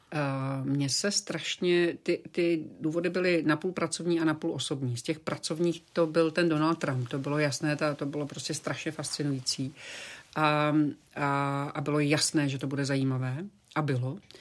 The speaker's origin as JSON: {"language": "Czech", "country": "Slovakia", "tie": "born or raised there", "also_born_or_lived": "Prague, Czech Republic", "moved": "yes", "lives_now": "Florida, United States", "said": "já jsem byla i na Slovensku, což je moje rodná zem"}